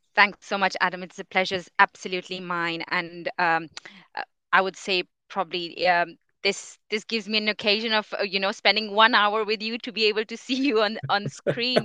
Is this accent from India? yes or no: yes; India; moved away as an adult; now in England, United Kingdom; I come from India. I am, my, my family's all in India